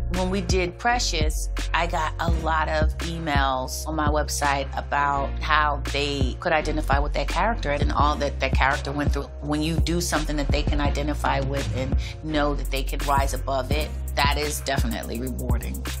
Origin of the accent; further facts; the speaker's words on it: Philadelphia, Pennsylvania, United States; I grew up in Philadelphia, we were five kids